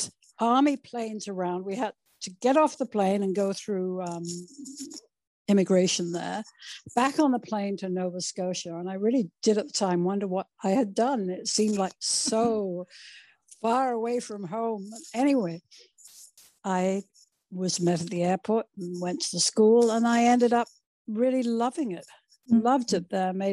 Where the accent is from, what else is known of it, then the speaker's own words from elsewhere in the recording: United Kingdom; moved away; I was brought up in the United Kingdom